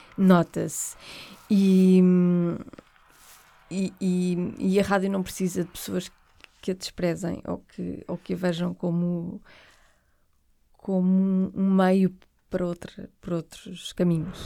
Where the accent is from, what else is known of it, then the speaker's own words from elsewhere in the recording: Porto, Norte, Portugal; eu sou do Porto